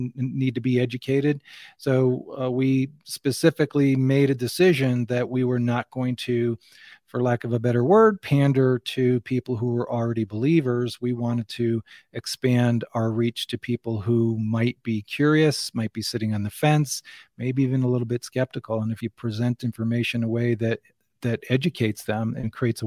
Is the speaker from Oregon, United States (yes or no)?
no; Fairfield County, Connecticut, United States; I grew up in Connecticut in Fairfield County